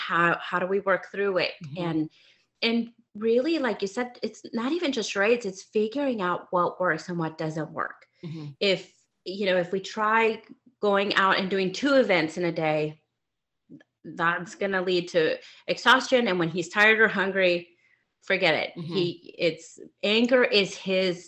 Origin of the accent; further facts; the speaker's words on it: Mexico; moved away; I grew up in Mexico